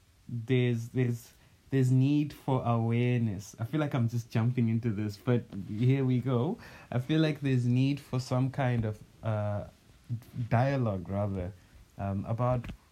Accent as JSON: {"language": "English", "country": "Zimbabwe", "said": "I am Zimbabwean, which is just the country north of South Africa, and I am Ndebele"}